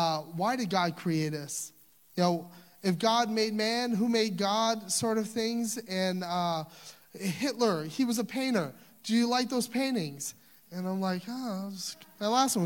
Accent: Louisiana, United States; I'm from Louisiana

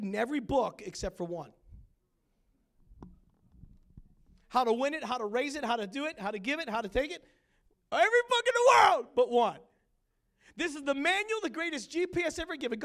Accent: Pittsburgh, Pennsylvania, United States; moved away as an adult; also born or lived in Battle Creek, Michigan / Detroit, Michigan; now in Grand Rapids, United States; I'm from Pittsburgh

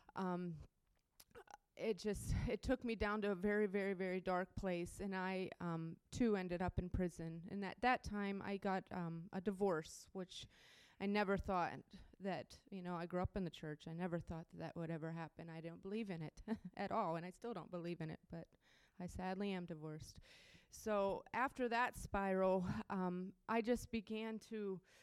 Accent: Pittsburgh, Pennsylvania, United States; moved away; also born or lived in Ohio; I'm from around Pittsburgh, Pennsylvania, actually. Um, I just moved from Ohio, but um, I grew up in Pittsburgh.

